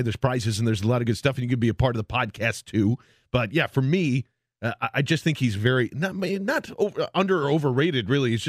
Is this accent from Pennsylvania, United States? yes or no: yes; Philadelphia, Pennsylvania, United States; because we're Philadelphians